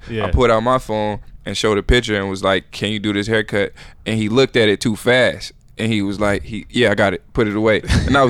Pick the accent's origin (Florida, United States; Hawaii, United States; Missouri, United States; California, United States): Missouri, United States; St. Louis; moved away; I'm from St. Louis.